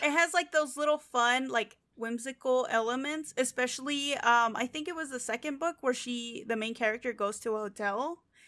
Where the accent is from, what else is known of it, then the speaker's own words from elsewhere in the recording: United States; we're American